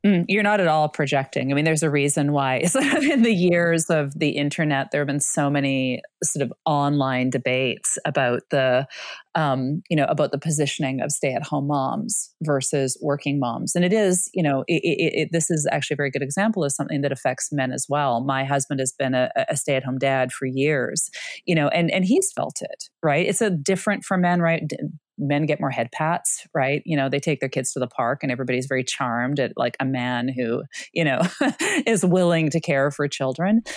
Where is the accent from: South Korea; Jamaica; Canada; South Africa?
Canada; I'm Canadian